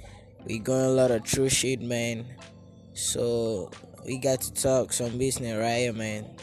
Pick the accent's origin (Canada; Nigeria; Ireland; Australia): Nigeria; from Nigeria, Northside.